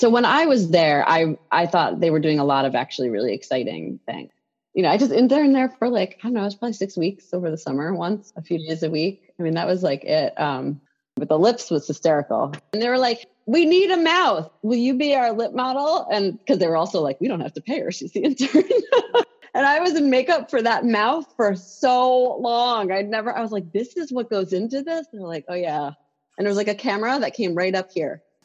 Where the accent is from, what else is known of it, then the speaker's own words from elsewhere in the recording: New York City, New York, United States; I grew up in New York City